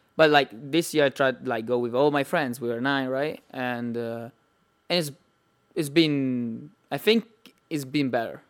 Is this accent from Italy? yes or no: yes; Italy; accent: Italian; English is a second language; it's pretty Italian